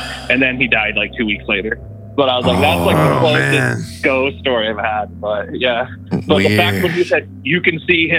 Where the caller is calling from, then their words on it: Utah, United States; from Central Utah.